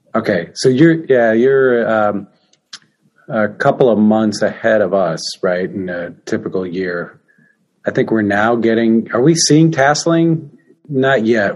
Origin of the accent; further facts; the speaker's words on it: Midwest, United States; also born or lived in Illinois / Michigan; now in Iowa, United States; I'm from the Midwest, Illinois, Michigan, Iowa.